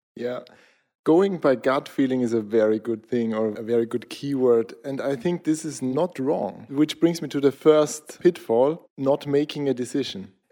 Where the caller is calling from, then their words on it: Austria; I'm calling in from Austria, south of capital, Vienna, middle of Europe